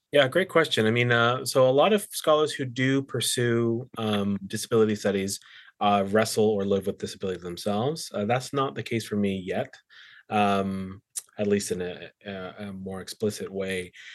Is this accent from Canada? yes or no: yes; Surrey, British Columbia, Canada; moved away as an adult; also born or lived in Australia / England; I was born in the Lower Mainland, grew up in Surrey